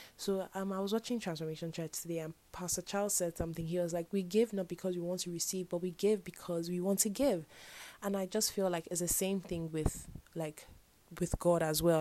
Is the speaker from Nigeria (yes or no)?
yes; Nigeria; I'm Nigerian